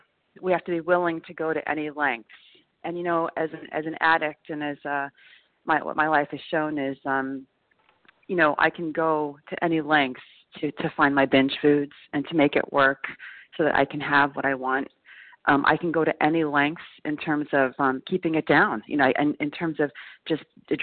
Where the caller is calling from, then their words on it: New York, United States; recovered compulsive overeater. I'm calling from New York.